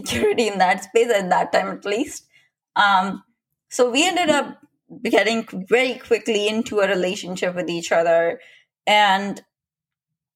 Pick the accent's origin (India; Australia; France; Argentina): India; I'm Indian